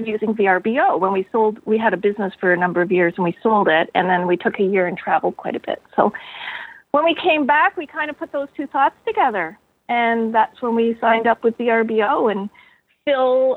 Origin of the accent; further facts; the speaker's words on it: Eastern Townships, Quebec, Canada; moved away as an adult; now in Kelowna, Canada; I come from the Eastern Townships in southern Quebec.